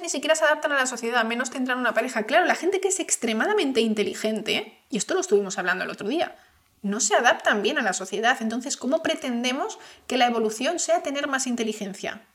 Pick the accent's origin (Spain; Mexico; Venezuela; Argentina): Spain; yo soy española